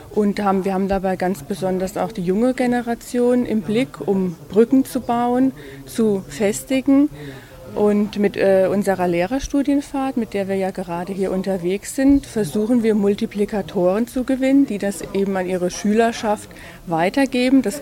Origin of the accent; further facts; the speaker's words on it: Baden-Württemberg, Germany; Wir kommen ja aus Baden-Württemberg